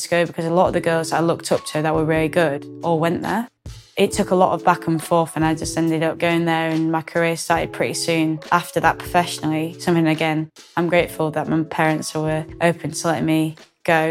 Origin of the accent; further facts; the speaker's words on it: Yorkshire and the Humber, United Kingdom; now in near London, United Kingdom; I'm very much proud of being able to say I'm from Yorkshire